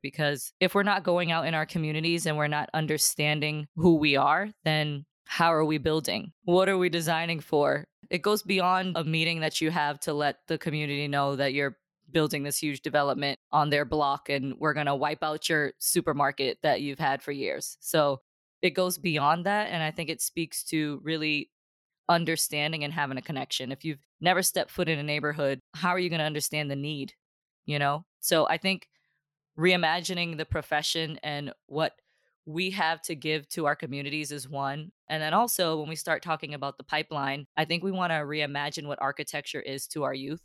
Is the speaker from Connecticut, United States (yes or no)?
no; Boston, Massachusetts, United States; I grew up in Dorchester